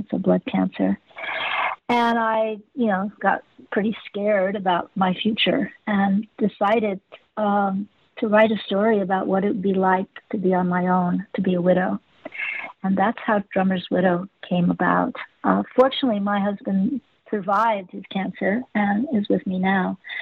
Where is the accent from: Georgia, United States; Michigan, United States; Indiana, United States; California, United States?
California, United States; Los Angeles; I grew up in Hollywood